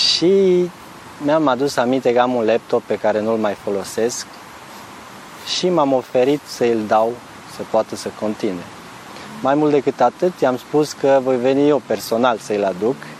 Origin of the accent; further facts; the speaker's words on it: Vulcan, Hunedoara County, Romania; moved away as an adult; also born or lived in Timișoara, Romania; now in Novi Sad, Serbia; Provin din România, din, de undeva dintr-un oraș de munte din Transilvania, Uh, vulcan din Valea Jiului, un oraș minier, industrial.